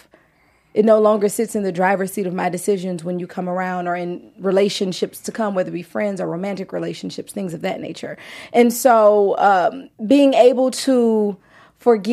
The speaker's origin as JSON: {"language": "English", "region": "Louisiana", "country": "United States", "moved": "yes", "lives_now": "Los Angeles, United States", "said": "even though I'm in LA, I'm from Louisiana"}